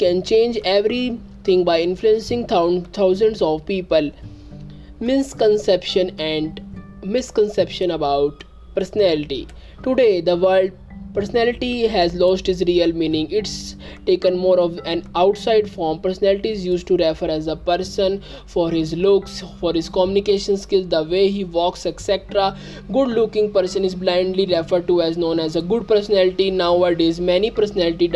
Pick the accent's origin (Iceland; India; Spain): India; I am from India.